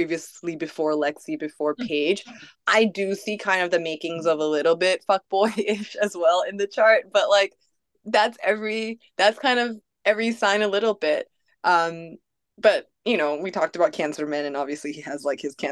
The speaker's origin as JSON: {"language": "English", "country": "Malaysia", "moved": "yes", "said": "I too am a foreigner in a distant land, since I'm from Malaysia"}